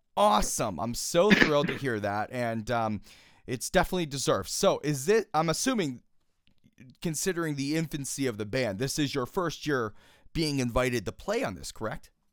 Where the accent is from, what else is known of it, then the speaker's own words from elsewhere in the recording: Pittsburgh, Pennsylvania, United States; I'm born and raised in Pittsburgh, Pennsylvania, so obviously East Coast for me.